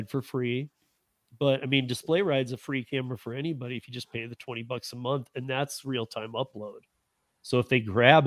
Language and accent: English; Michigan, United States; I'm from Michigan